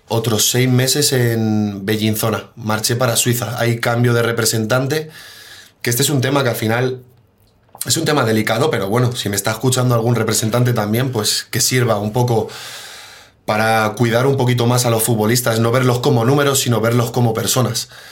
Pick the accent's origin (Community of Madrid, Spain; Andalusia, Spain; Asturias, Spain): Community of Madrid, Spain; Mejorada del Campo; moved away as an adult; also born or lived in Poland / Italy / Switzerland; Yo soy de Mejorada del Campo y me crié en el Mejoreño